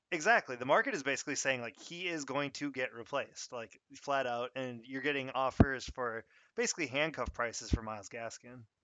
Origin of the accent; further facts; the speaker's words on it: Minnesota, United States; I'm actually from Minnesota